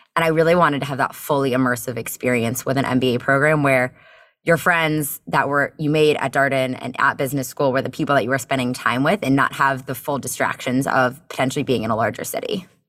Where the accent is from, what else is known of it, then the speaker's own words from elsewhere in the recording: Bethesda, Maryland, United States; moved away as an adult; also born or lived in Chicago; now in Charlottesville, United States; I'm from the Bethesda, Maryland area